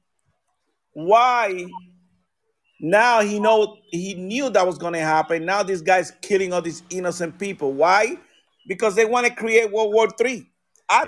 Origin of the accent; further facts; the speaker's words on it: United States; I'm a freaking American.